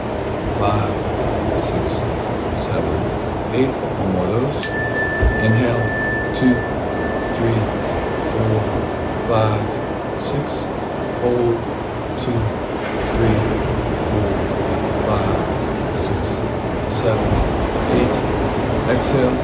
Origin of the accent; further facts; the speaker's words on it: Midwest, United States; moved away; growing up in the Midwest